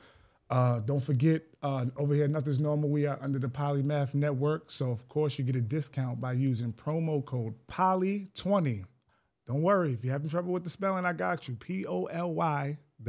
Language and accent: English; Greenburgh, New York, United States; some things about our town that just made it special growing up in Greenberg, New York.